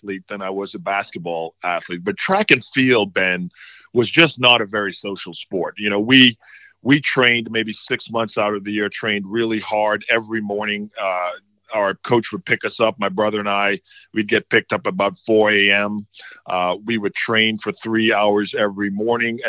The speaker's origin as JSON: {"language": "English", "town": "Nassau", "region": "New Providence", "country": "Bahamas", "tie": "born or raised there", "also_born_or_lived": "Atlanta", "moved": "yes", "lives_now": "Dallas, United States", "said": "growing up in Nassau was a lot of fun. Of course, Nassau is the capital of the Bahamas"}